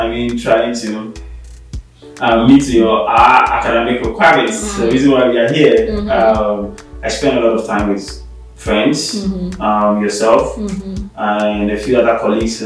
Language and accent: English; Accra, Greater Accra, Ghana; moved away as an adult; also born or lived in Cape Coast, Ghana; now in Ohio, United States; So in Ghana, I was born, raised, and have lived my entire life in the capital city of Ghana, Accra, specifically in Dansoman.